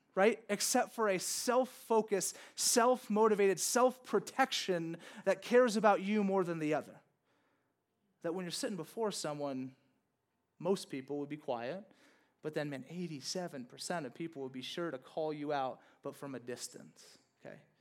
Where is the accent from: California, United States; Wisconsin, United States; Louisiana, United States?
Louisiana, United States; born or raised there